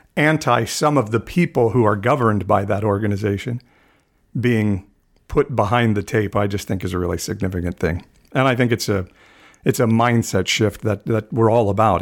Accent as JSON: {"language": "English", "country": "United States", "said": "as American evangelicals"}